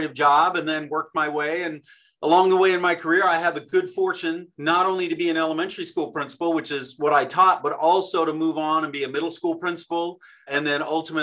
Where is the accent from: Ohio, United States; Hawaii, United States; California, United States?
California, United States; Downey; I was selected as the superintendent of Downey Unified School District. It's my hometown